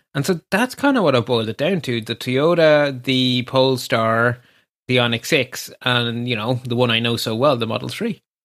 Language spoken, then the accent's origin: English; Ireland; we don't take compliments here in Ireland